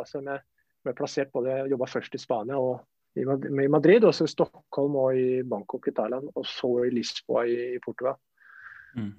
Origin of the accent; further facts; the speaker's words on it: Flateby, Akershus, Norway; moved away as an adult; also born or lived in Spain / Italy; Jeg er romeriking. Jeg er oppvokst på Flateby